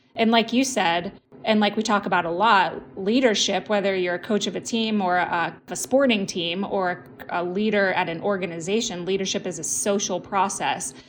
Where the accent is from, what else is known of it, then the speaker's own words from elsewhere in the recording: United States; We're American